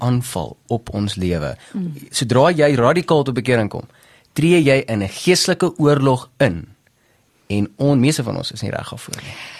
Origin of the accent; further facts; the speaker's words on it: Bethal, Mpumalanga, South Africa; also born or lived in Delmas / Pretoria; ek het grootgeword maar in 'n klein dorpie met die naam Bethel